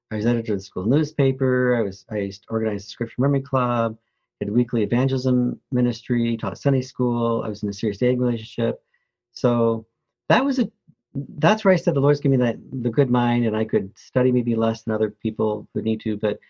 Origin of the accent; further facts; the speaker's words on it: Flint, Michigan, United States; also born or lived in New Orleans, Louisiana; I was born in New Orleans, Louisiana, but raised in Flint, Michigan